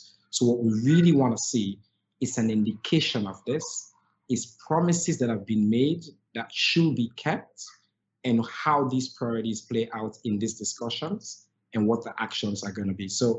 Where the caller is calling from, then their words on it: Sierra Leone; So I think I'm joining you from Sierra Leone, and Purposeful is a global organization. We're based here in Sierra Leone